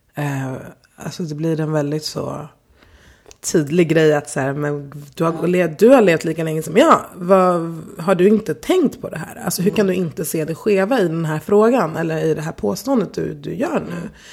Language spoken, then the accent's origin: Swedish; Stockholm, Stockholm County, Sweden; jag har levt hela, eller nästan hela mitt liv här